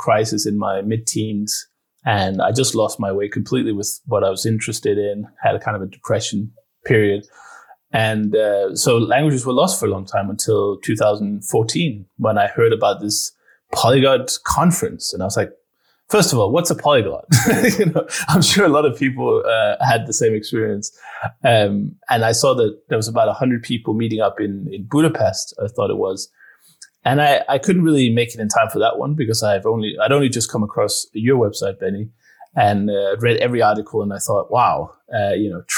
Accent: Denmark; English is a second language; We started having foreign languages in school in Denmark. And that's where I'm from.

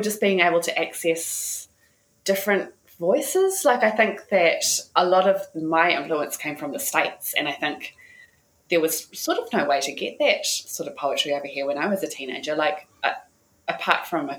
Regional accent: New Zealand; we grew up in New Zealand with a very British tradition of poetry

